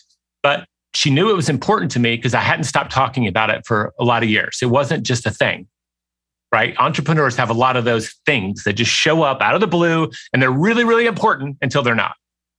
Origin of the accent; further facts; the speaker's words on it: Southern United States, United States; I mean, I grew up in the South. If that horrifies you, I'm sorry.